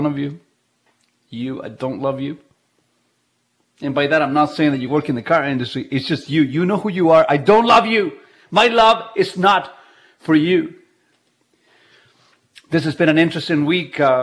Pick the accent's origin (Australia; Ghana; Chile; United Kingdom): Chile; English is a second language; now in Canada; I was born in Chile, so I have Chilean heritage.